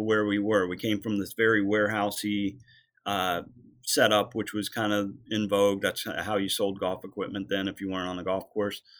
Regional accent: Vienna, Virginia, United States; Westwood Country Club, which was in my hometown of Vienna

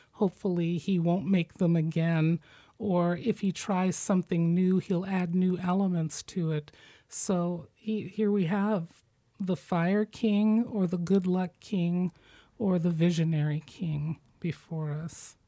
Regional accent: Midwest, United States; I'm from the Midwest

